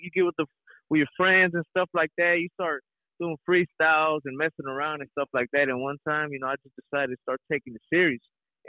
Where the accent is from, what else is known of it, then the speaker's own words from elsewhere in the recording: Houston, Texas, United States; also born or lived in Mexico; growing up in Houston, you know, to all my Latino people out there, you know, we kind of relate. I kind of grew up in a small household.